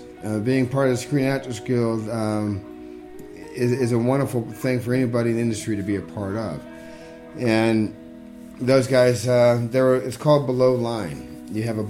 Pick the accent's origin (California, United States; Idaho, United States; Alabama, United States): California, United States; Northern; I was from Northern California.